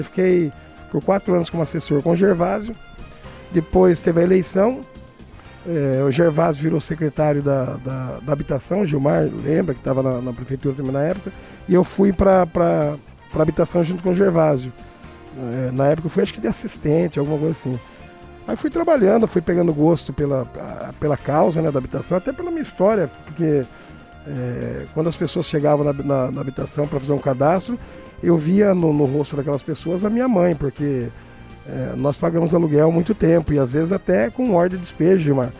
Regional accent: Brazil; eu sou nascido e criado no Datuba

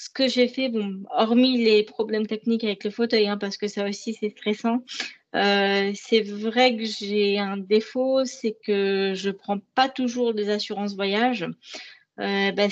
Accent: France; En tant que Français, on pourrait la visiter plus, mais on ne le fait pas.

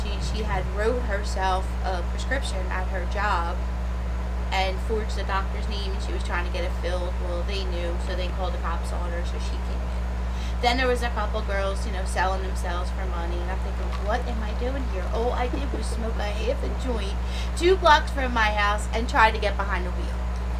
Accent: Philadelphia, Pennsylvania, United States; I'm from South Philly, currently living in...

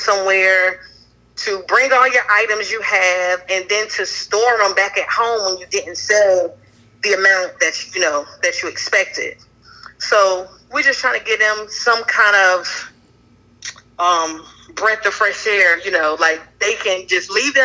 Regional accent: Wilson, North Carolina, United States; also born or lived in New Jersey; I am originally from New Jersey, but I was raised in North Carolina, in Stansburg and Wilson, and a little bit in Greene County as well.

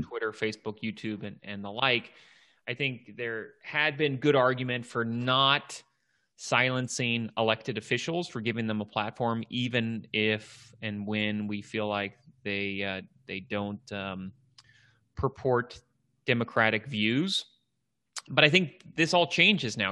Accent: Washington, District of Columbia, United States; here in my hometown, Washington, D C.

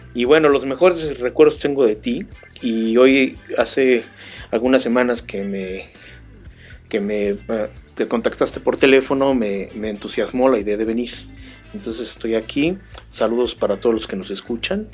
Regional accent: Mexico; somos ciudadanos mexicanos

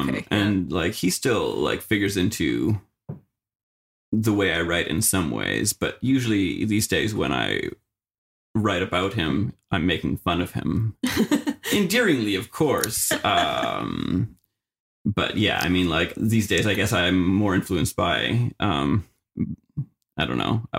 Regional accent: Manitoba, Canada; moved away as an adult; also born or lived in Winnipeg, Canada; now in Fredericton, Canada; I come from Manitoba, most recently having lived in Winnipeg.

